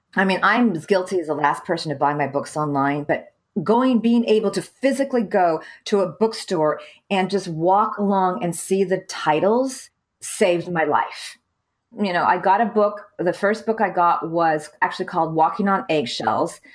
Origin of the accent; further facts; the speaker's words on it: California, United States; moved away as an adult; also born or lived in Saudi Arabia / Beirut, Lebanon; I'm from California